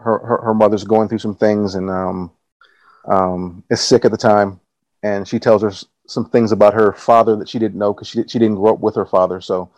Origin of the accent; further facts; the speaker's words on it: Los Angeles, California, United States; now in Nassau, Bahamas; I am currently living in Nassau, the Bahamas. I'm originally from Los Angeles, California. Moved here in 2015.